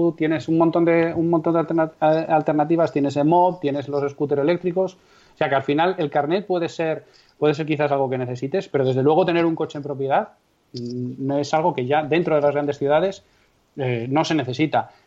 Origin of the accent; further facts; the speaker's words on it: Castrejón de Trabancos, Castile and León, Spain; mi pueblo es Castrejón de Trabancos, que tiene aproximadamente 170 habitantes censados en la provincia de Valladolid